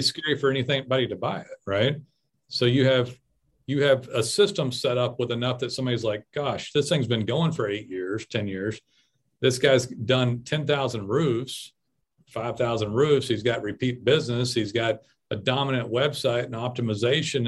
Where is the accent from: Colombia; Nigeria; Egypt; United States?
United States; I'm American